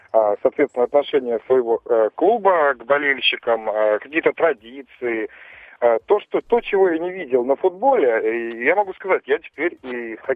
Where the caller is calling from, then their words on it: Novosibirsk, Novosibirsk Oblast, Russia; Я из Новосибирска звоню.